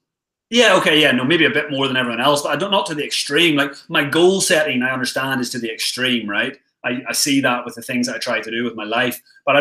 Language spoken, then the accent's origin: English; Ireland; Well, also, I'm Irish, mate, as well. So we've got a history of being travellers as a nation.